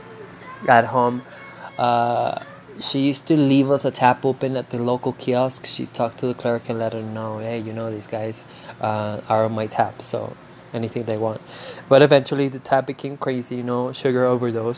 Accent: Venezuela; English is a second language; moved away; Growing up in Venezuela

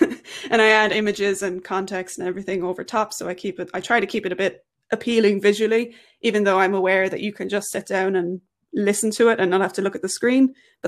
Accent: Ireland; I am Irish.

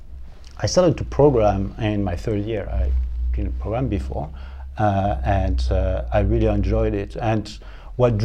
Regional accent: Paris, Île-de-France, France; moved away as an adult; also born or lived in Rennes, France / Montpellier, France; now in Ottawa, Canada; I don't come from London, but I come from Paris. So I'm French

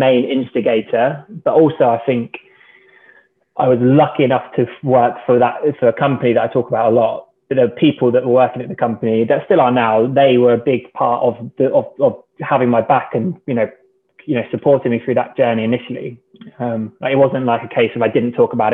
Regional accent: Cornwall, South West England, United Kingdom; Growing up in Cornwall

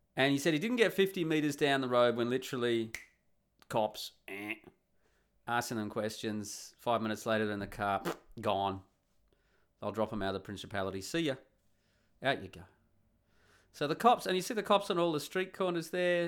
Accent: Australia; now in Netherlands; I'm the Australian who's rocked up

